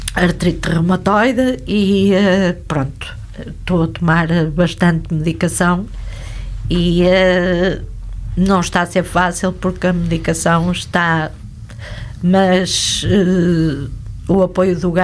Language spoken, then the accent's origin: Portuguese; Vila Nova de Gaia, Norte, Portugal; also born or lived in Porto; nasci no Porto, mas fui em braços para Gaia.